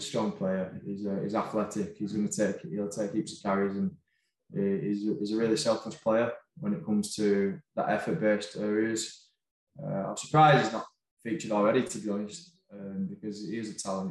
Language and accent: English; Wigan, North West England, United Kingdom; moved away as an adult; now in France; I'm from Wigan. I've grown up watching Wigan.